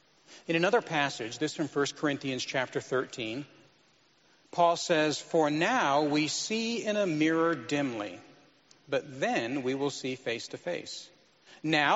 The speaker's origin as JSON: {"language": "English", "country": "United States", "said": "as American Christians"}